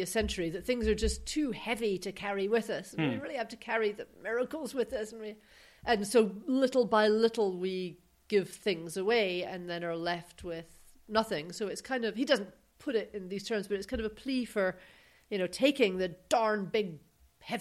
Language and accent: English; United Kingdom; now in United States; we're from Britain